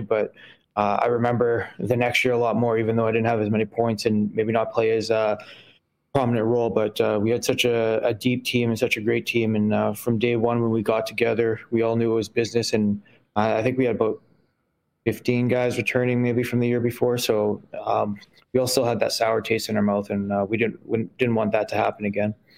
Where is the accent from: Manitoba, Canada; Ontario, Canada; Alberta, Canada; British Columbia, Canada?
Manitoba, Canada; Winnipeg; I grew up in Saint Mattel and I played out of Dakota for, for my, my young years